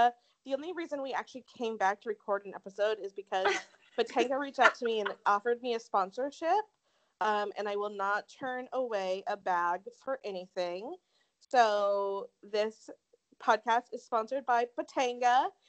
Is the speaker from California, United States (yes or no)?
no; Tempe, Arizona, United States; accent: SoCal; I know that I talk like a SoCal person because I grew up in Tempe, and that's just like how all of us talk there.